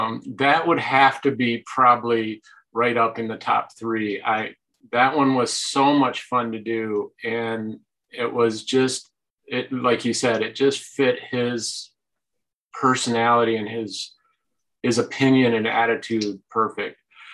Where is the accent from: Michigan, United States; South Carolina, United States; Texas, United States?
Michigan, United States; Lansing; also born or lived in Indianapolis, Indiana; pretty much born, bred, raised, and stayed right here in local Lansing.